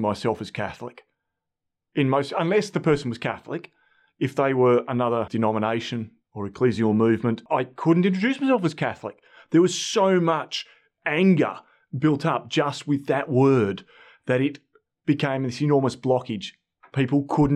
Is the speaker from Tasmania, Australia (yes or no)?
yes; Flinders Island, Tasmania, Australia; I grew up on Flinders Island out in Bass Strait.